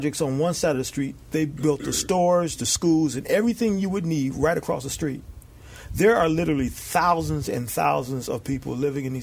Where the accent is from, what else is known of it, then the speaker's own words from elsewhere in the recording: Chicago, Illinois, United States; now in California, United States; I'm from Chicago, and I visit there every year